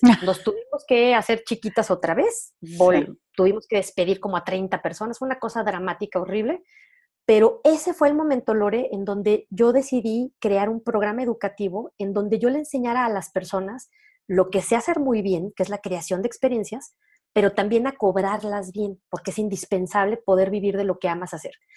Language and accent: Spanish; León, Guanajuato, Mexico; accent: norteño; León, Guanajuato, que de ahí soy originaria, para quien tenga duda de mi acento norteño